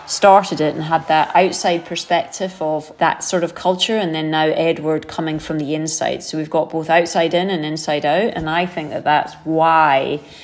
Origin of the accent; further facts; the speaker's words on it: United Kingdom; told from the perspective of a German who we have always seen to be the enemy growing up, you know, as a Brit